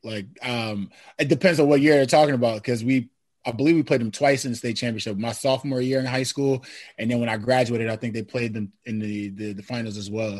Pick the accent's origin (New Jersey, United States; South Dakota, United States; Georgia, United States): New Jersey, United States; I grew up in New Jersey